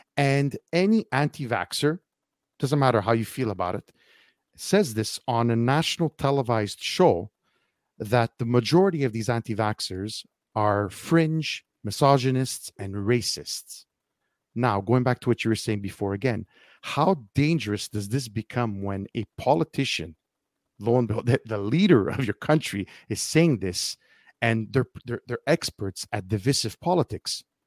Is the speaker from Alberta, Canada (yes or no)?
no; Montreal, Quebec, Canada; I'm from Montreal